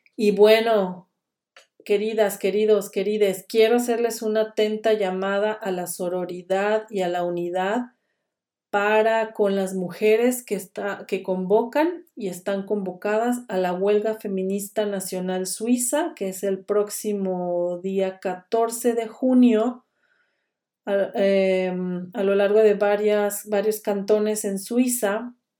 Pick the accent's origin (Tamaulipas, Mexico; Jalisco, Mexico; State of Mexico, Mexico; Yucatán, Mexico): Jalisco, Mexico; Guadalajara; now in Switzerland; en el occidente de México, que es mi pueblo que se llama Guadalajara, Jalisco